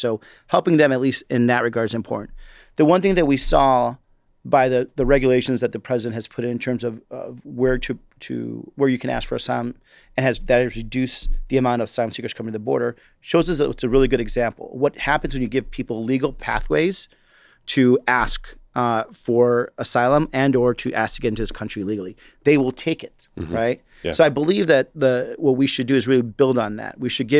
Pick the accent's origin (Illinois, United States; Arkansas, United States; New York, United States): Illinois, United States; Chicago; born there; also born or lived in Chihuahua, Mexico; From my personal experience, I was born in Chicago, but lived in a border state called Chihuahua, Mexico. My family used to cross the border all the time to come back and forth and work.